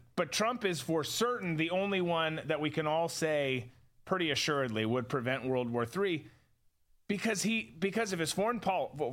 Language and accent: English; Rochester, Minnesota, United States; my teachers growing up in Rochester, Minnesota.